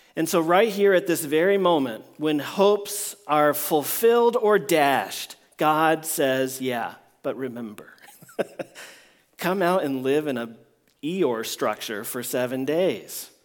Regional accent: Washington, District of Columbia, United States; I grew up in Washington, D C

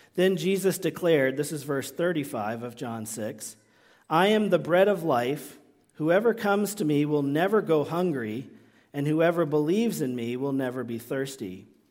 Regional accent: United States

